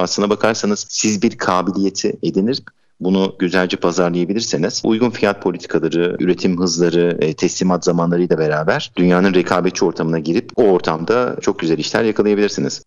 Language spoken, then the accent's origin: Turkish; Adana, Turkey; moved away; also born or lived in Istanbul / Denmark; ben 1983 Adana doğumluyum